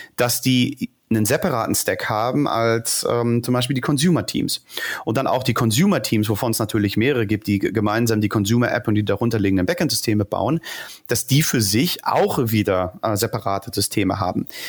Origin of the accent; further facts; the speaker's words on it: Ruhr area, North Rhine-Westphalia, Germany; moved away as an adult; now in Berlin, Germany; geboren im Ruhrgebiet